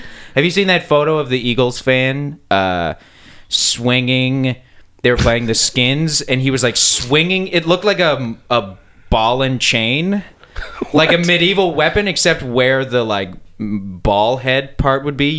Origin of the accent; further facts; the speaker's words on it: Calgary, Alberta, Canada; also born or lived in East Coast, Canada; now in Toronto, Canada; I was born on the East Coast, and then I grew up in Calgary, and then I moved to Toronto.